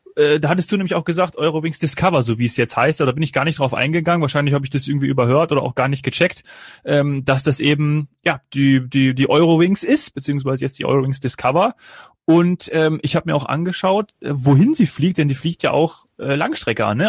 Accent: Kassel, Hesse, Germany; aus meiner Heimatregion Kassel-Calden

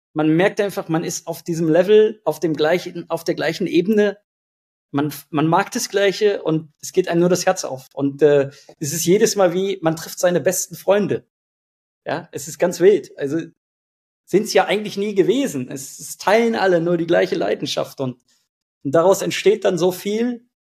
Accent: Hanover, Lower Saxony, Germany; ich komme aus Hannover

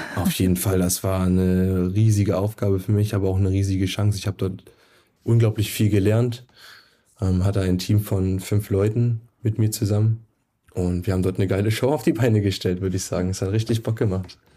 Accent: Brandenburg, Germany; moved away; also born or lived in Nuremberg; in Brandenburg, wo ich herkomme.

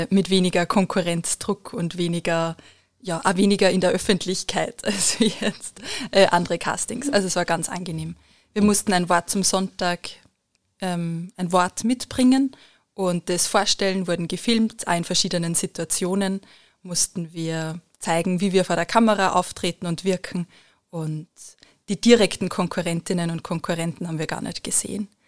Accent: Lower Austria, Austria; Ich bin in Niederösterreich aufgewachsen und ins Stiftsgymnasium Melk gegangen.

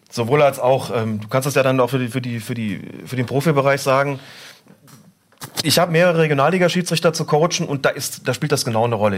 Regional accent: Rhineland, Germany; ich bin im Rheinland groß geworden

